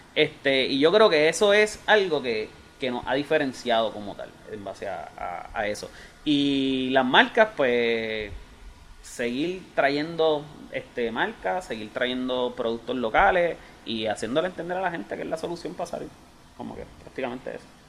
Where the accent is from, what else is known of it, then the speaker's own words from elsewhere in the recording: Bayamón, Puerto Rico; yo soy de Santa Juanita